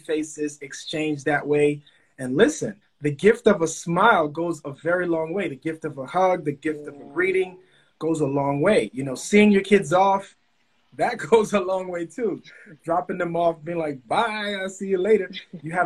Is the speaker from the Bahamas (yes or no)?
yes; Bahamas; moved away; also born or lived in Miami, Florida / Opa-locka, Florida; I was born in the Bahamas.